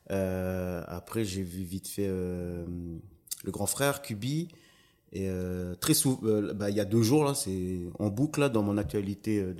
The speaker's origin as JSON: {"language": "French", "town": "Lifou", "region": "Loyalty Islands Province", "country": "New Caledonia", "said": "Euh, je suis originaire de l'île de Lifou."}